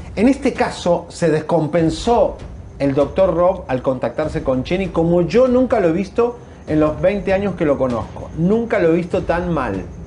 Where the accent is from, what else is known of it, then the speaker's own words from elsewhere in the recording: Argentina; moved away as an adult; also born or lived in Miami; En mi léxico argentino